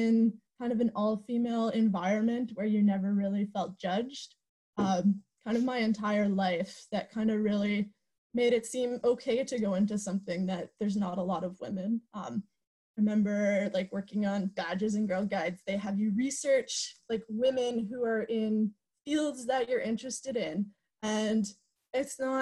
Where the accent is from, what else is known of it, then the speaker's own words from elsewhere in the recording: Sudbury, Ontario, Canada; I grew up in Sudbury, Ontario